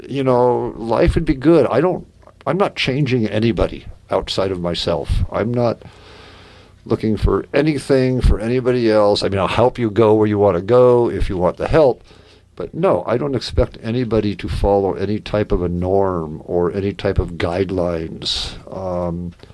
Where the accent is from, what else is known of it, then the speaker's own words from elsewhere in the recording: Eastern Washington, United States; I grew up in Eastern Washington